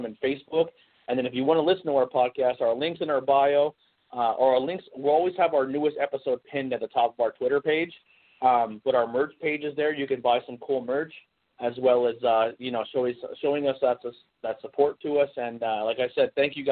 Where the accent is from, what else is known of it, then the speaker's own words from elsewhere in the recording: Pennsylvania, United States; we're not from the D.C., Virginia area, and we are from Pennsylvania